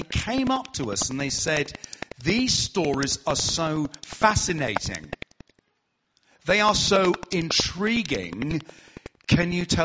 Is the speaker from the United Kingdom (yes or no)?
yes; Hertfordshire, East of England, United Kingdom; accent: southern; I'm from Hertfordshire, so I'm southern